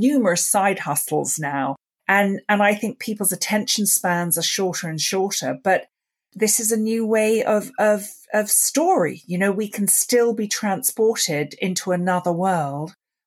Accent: London, United Kingdom; I grew up in London and I grew up listening to the BBC radio plays

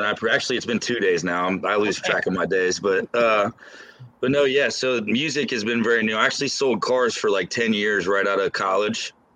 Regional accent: Lebanon, Ohio, United States; also born or lived in Los Angeles; it's actually a small town outside of Cincinnati called Lebanon, Ohio

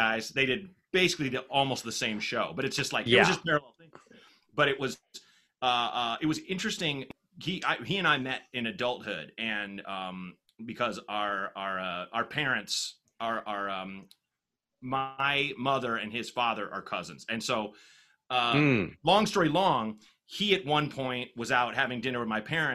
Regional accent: Portland, Oregon, United States; I was growing up in Portland, Oregon

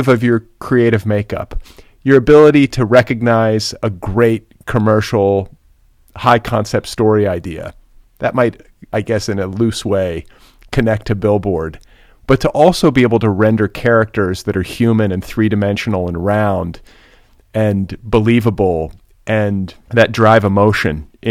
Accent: Cedarburg, Wisconsin, United States; I'm from Cedarburg

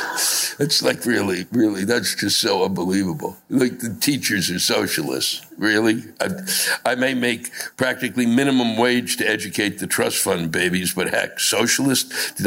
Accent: Texas, United States; I'm from the Bible Belt in Texas, but I've never seen so many robots trying to get clear.

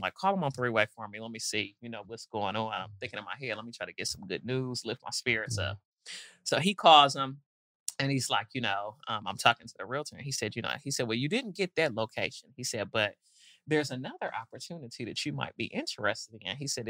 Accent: Detroit, Michigan, United States; also born or lived in Nashville; now in Atlanta, United States; And so when I first moved here, I used to be on Peter Street a lot. Yeah. And coming from, I grew up in Detroit, but moved to Nashville in my younger days.

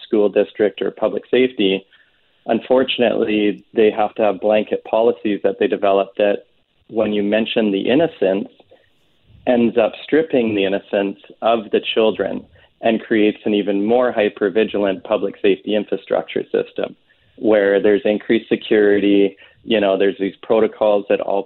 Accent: Canada; living in Canada and being a Canadian

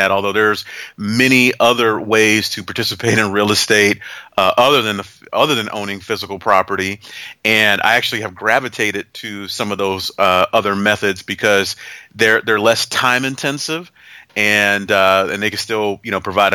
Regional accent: Youngstown, Ohio, United States; moved away as an adult; also born or lived in Gainesville, Florida / Alabama; now in St. Simons Island, United States; I grew up in Northeast Ohio, go Cavs, Youngstown, Ohio

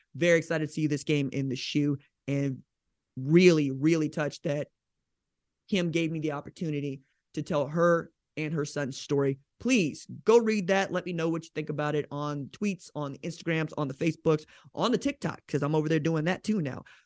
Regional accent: Oklahoma, United States; I'm from Oklahoma

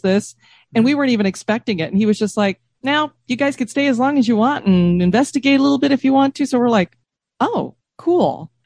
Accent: Denver, Colorado, United States; now in Florida, United States; I grew up in Denver

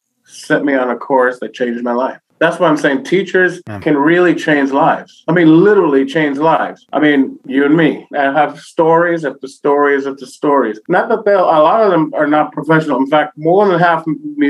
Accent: New York, United States; I'm Boricua from New York

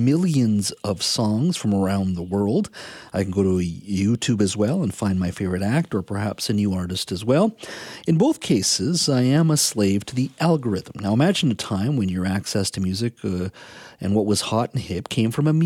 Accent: interior of British Columbia, Canada; I grew up in the interior here in British Columbia, a small little lumber town

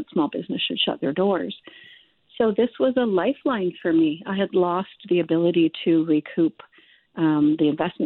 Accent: Canada; maybe being Canadian

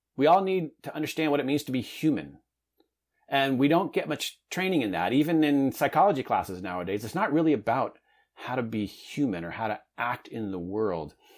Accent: Southern California, United States; I grew up in Southern California in a medium-sized town.

